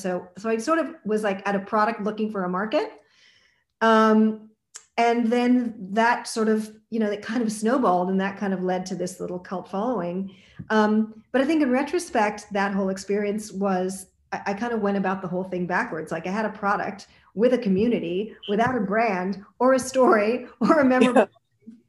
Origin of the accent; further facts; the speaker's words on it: Montreal, Quebec, Canada; growing up in Montreal